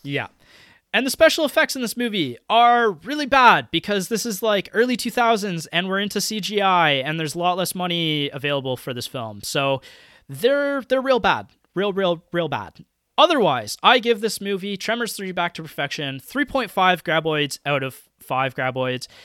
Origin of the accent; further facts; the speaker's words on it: Canada; as a Canadian